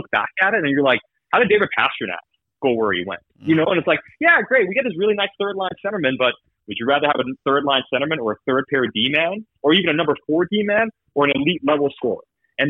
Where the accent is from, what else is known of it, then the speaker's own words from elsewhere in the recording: Sweden; now in Vancouver, Canada; I grew up in Sweden, so I got a lot of Swedish contacts